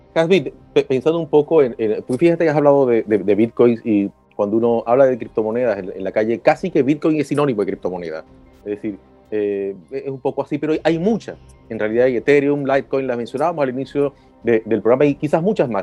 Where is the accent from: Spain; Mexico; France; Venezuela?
Venezuela; moved away; yo vengo de Venezuela